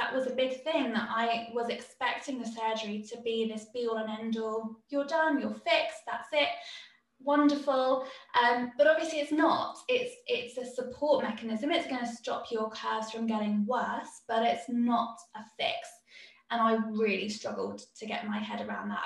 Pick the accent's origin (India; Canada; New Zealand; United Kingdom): United Kingdom; being British